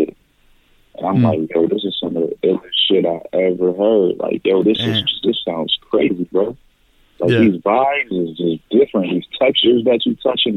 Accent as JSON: {"language": "English", "town": "Buffalo", "region": "New York", "country": "United States", "said": "I'm from Buffalo, New York"}